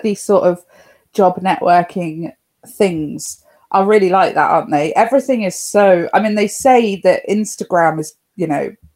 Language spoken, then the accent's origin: English; Cornwall, South West England, United Kingdom; now in Plymouth, United Kingdom; Now, I'm from Cornwall. I'm from Down Cornwall originally.